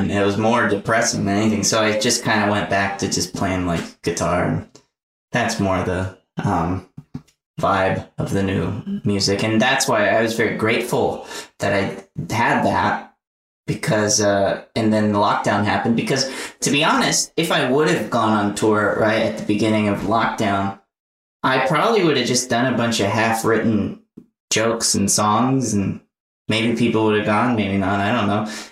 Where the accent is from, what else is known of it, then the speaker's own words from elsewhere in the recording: the South, United States; accent: Southern; Every time I do it, my Southern accent, I'll go like, "Hey y'all, what's everybody doing?"